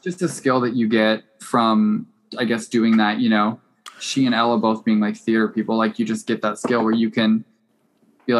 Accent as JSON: {"language": "English", "country": "United States", "said": "we're American"}